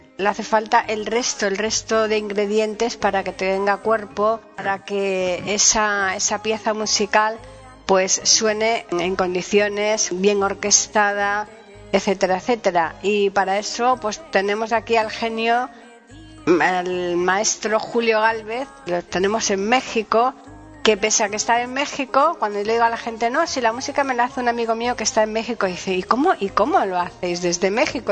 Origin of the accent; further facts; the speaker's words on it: Andalusia, Spain; es un villancico típico andaluz, ¿no? Un villancico más bien el estilo de mi tierra